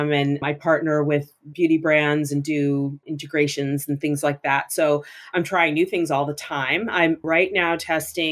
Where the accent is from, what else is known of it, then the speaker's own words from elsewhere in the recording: Northern Massachusetts, United States; moved away; My mom owned a small boutique in the town where I grew up in Northern Massachusetts.